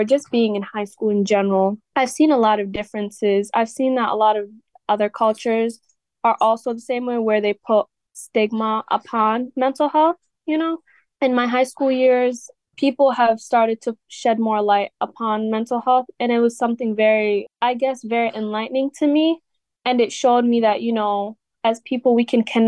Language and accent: English; Wisconsin, United States; also born or lived in Ethiopia / Somalia (ancestry); my upbringing, I came here when I was around 6 or 7 years old